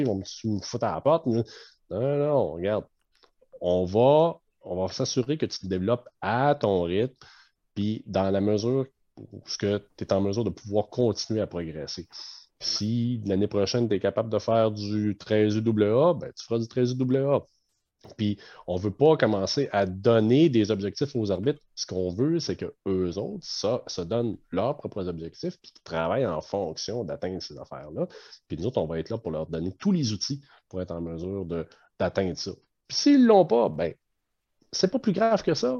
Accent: Canada; en tant que Canadien

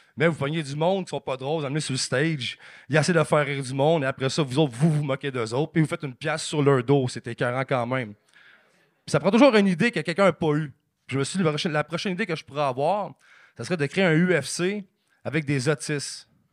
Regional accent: Blainville, Quebec, Canada; je viens, de Blainville

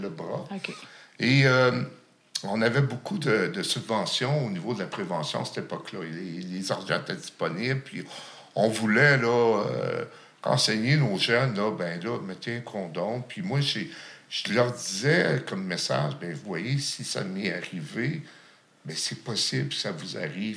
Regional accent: Gatineau, Quebec, Canada; also born or lived in Lachute; Mon enfance, je l'ai passée à Gatineau

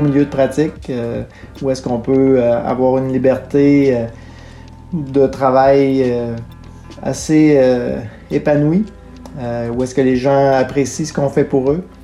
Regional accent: Témiscouata, Quebec, Canada; Je suis né au Témiscouata. Euh, j'ai fait mes études primaires et secondaires dans ma région, évidemment

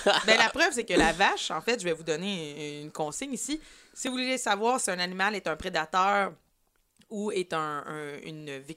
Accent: Outaouais, Quebec, Canada; j'étais jeune. Il y avait genre quatre salles à mon cinéma en Outaouais.

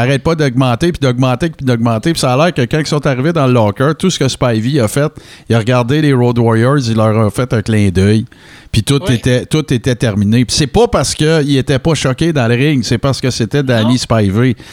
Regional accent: Abitibi-Témiscamingue, Quebec, Canada; je viens d'une région, là, je viens de l'Abitibi-Témiscamingue

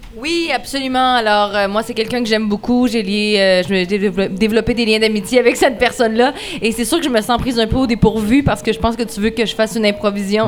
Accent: Lac-Fouillac area, Quebec, Canada; je venais du lac du Faux

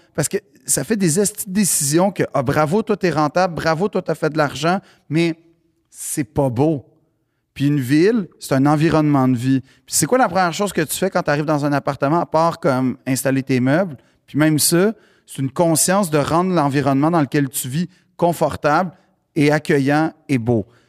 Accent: Montreal, Quebec, Canada; j'ai grandi dans le West Island

